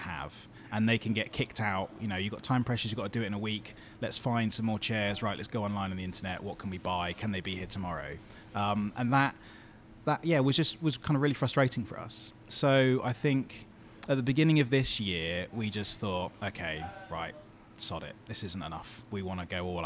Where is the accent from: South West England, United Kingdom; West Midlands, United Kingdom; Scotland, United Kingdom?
South West England, United Kingdom; Bournemouth; moved away; This is where I grew up in Bournemouth